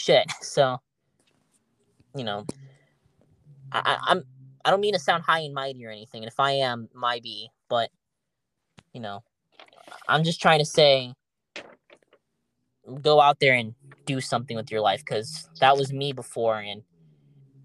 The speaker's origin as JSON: {"language": "English", "country": "United States", "said": "as an American"}